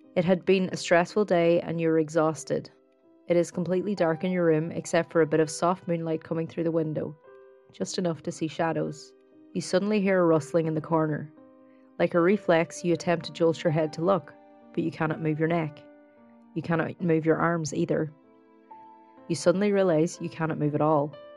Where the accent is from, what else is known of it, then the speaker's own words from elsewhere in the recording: County Donegal, Ireland; now in Dublin, Ireland; I grew up in, in a small town in Donegal